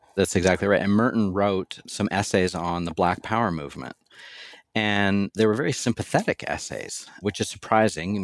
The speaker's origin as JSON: {"language": "English", "country": "Canada", "tie": "born or raised there", "moved": "as an adult", "lives_now": "Louisville, United States", "said": "I lived the first thirty or so years of my life in Canada"}